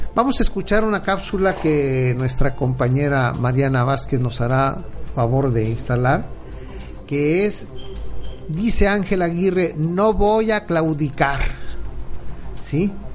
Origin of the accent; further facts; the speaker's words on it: Mexico; lo que somos los mexicanos